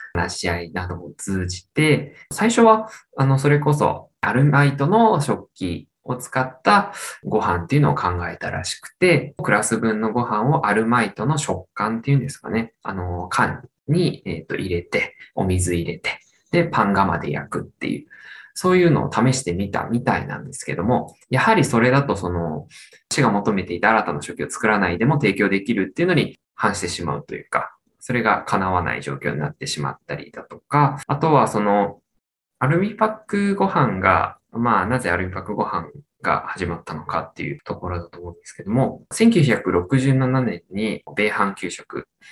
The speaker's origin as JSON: {"language": "Japanese", "town": "Iida", "region": "Nagano", "country": "Japan", "tie": "born or raised there", "moved": "as an adult", "lives_now": "Hamamatsu, Japan", "said": "出身は長野県の飯田市という南の、長野県でいう、まあ長野県の中の南の方の出身です。"}